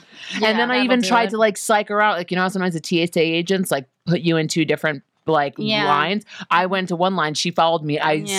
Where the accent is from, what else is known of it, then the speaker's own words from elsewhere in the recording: New York, United States; I'm from New York.